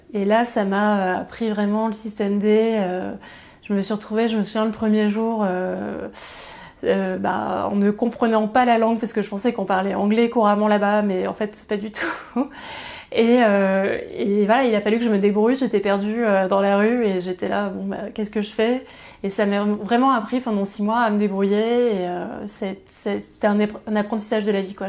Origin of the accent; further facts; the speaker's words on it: Aix-en-Provence, Provence-Alpes-Côte d'Azur, France; moved away as an adult; also born or lived in Pertuis / Shanghai; Donc je suis née à Pertuis, dans Vaucluse. j'ai grandi à Aix-en-Provence, donc dans les Bouches-du-Rhône, dans le, au plein cœur de la Provence.